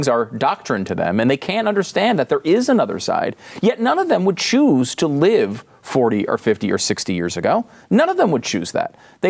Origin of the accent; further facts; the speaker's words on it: Northeast, United States; now in Texas, United States; I grew up in the Northeast, and I live in Texas because I wanted it to be warm instead of cold, too.